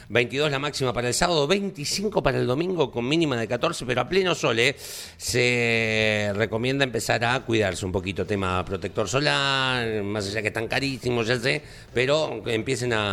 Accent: Buenos Aires, Argentina; Yo soy acá de Capital ah, Perfecto, bien, buenísimo. ¿Barrio? Sí. Barrio de Almagro.

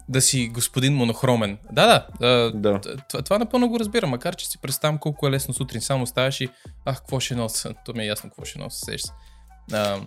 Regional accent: Bulgaria; moved away; ние ето идваме от България

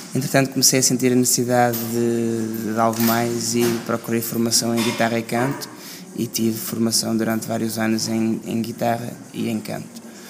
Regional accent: Porto, Norte, Portugal; no norte porque é de onde eu sou

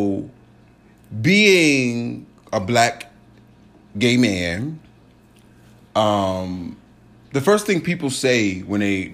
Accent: Richmond, Virginia, United States; moved away; I went home to Richmond. I'm from Richmond, Virginia. Shout out RVA, two up, two down

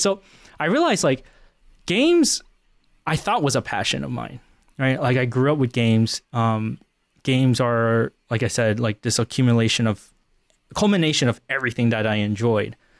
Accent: Northern Virginia, United States; moved away as an adult; also born or lived in Central Pennsylvania; now in Pennsylvania, United States; I grew up in Northern Virginia my entire life

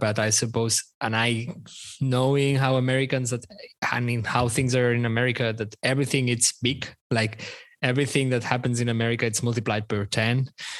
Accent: Barcelona, Catalonia, Spain; when they asked me where I was from and I said from Barcelona

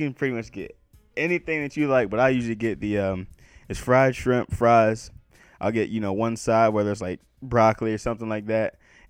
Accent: Salisbury, Maryland, United States; moved away as an adult; now in West Virginia, United States; I'm from Salisbury, Maryland. 410-443, Old Bay on everything.

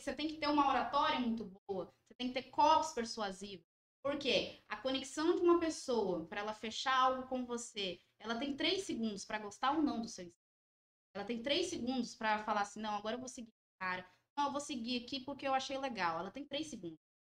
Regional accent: Ouro Preto, Minas Gerais, Brazil; Nós somos daqui de Ouro Preto

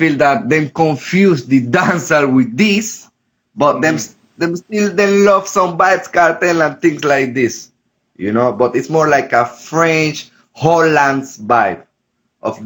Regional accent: Gambia; moved away; also born or lived in Europe; I'm from Gambia

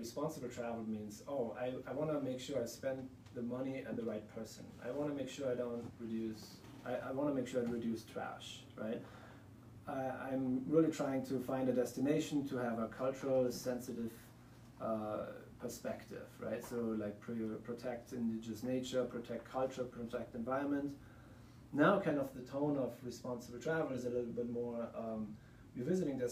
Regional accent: Germany; moved away as an adult; now in Lander, United States; from the accent you probably can hear, I'm not from the United States, I'm from Germany

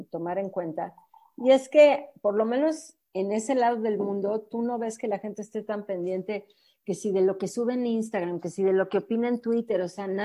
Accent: Mexico

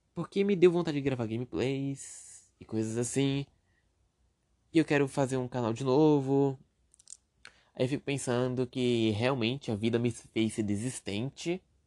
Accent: Brazil; Mas eu sou preguiçoso e sou brasileiro

